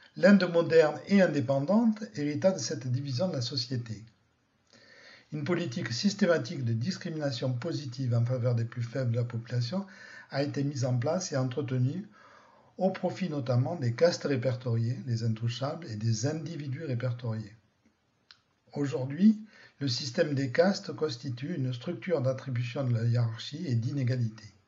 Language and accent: French; France; chez nous, en France